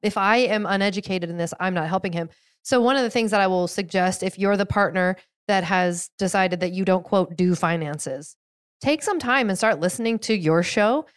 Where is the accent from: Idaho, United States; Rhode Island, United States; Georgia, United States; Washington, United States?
Washington, United States; outside of Seattle; I grew up outside of Seattle, outside of the Seattle area